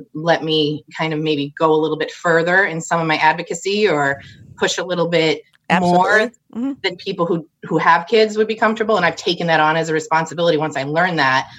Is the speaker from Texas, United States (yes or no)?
no; Holden, Massachusetts, United States; I grew up right outside of Worcester in a little town called Holden, about halfway between downtown Worcester and Wachusett Mountain.